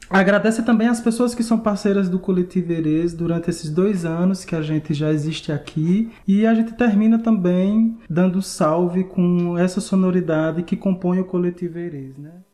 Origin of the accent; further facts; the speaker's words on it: Crato, Ceará, Brazil; moved away as an adult; now in Minas Gerais, Brazil; sou de Crato, do Cariri Cearense, estou aqui em Minas Gerais há 10 anos